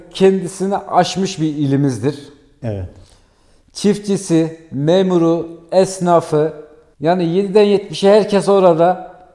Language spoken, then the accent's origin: Turkish; Iğdır, Turkey; Evet ben de Iğdırlıyım.